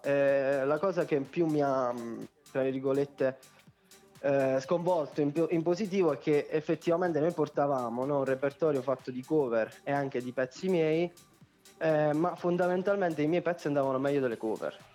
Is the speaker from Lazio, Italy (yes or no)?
no; Potenza, Basilicata, Italy; anch'io sono di Potenza